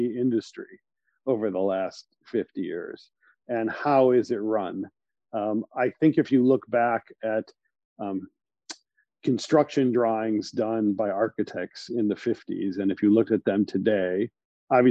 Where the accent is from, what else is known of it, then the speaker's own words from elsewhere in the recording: Cleveland, Ohio, United States; now in New York, United States; I grew up in Cleveland, Ohio, in a family of developers and contractors